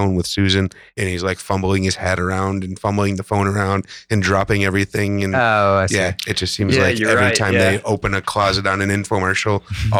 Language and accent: English; Chicago, Illinois, United States; growing up in Chicago and hearing the stories about the old school machine.